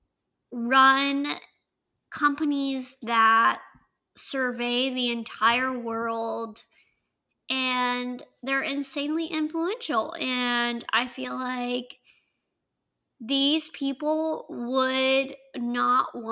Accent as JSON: {"language": "English", "region": "the South", "country": "United States", "accent": "southern", "said": "my southern accent"}